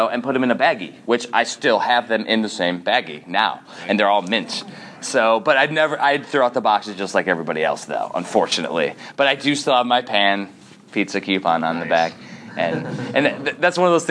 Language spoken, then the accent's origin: English; Chicagoland, Northwest Indiana, United States; moved away; also born or lived in Germany; I'm originally from Chicagoland, Northwest Indiana